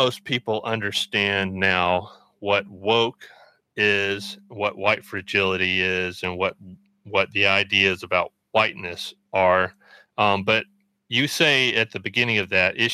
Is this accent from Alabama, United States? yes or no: yes; Birmingham, Alabama, United States; growing up in Alabama, I grew up in Birmingham